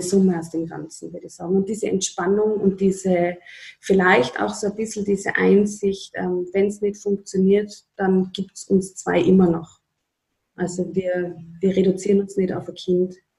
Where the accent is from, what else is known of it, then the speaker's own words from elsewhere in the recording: Upper Austria, Austria; now in Tyrol, Austria; meine Familie in Oberösterreich.